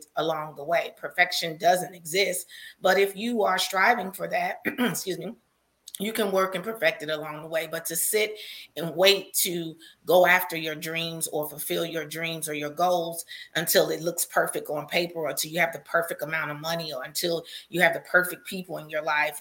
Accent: Chicago, Illinois, United States; a little Black girl growing up on the South Side of Chicago

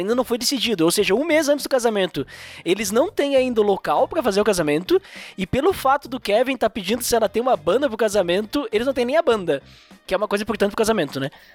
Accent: Bento Gonçalves, Rio Grande do Sul, Brazil; eu sou do Rio Grande do Sul, Serra Gaúcha. Se vocês quiserem vir conhecer minha cidade aqui, Bento Gonçalves

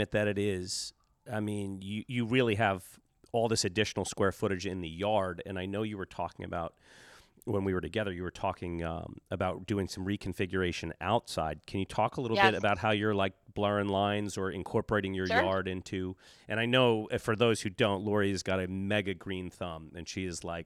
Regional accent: the Garden State, New Jersey, United States; we're from the Garden State

